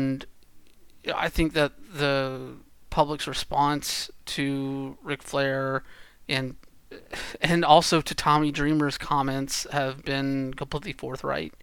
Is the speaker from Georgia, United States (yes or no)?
yes; Georgia, United States; I grew up in Georgia.